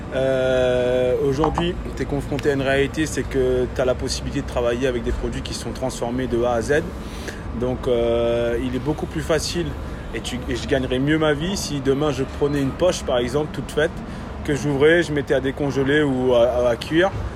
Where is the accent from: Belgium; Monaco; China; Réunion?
Réunion; moved away; Je viens de La Réunion. d'une famille de, charcutiers.